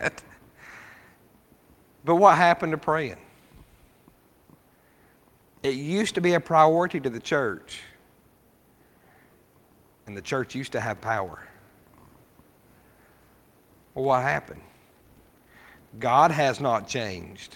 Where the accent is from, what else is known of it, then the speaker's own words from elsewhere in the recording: Rawlins, Wyoming, United States; Growing up in Wyoming, we lived in Rawlins, Wyoming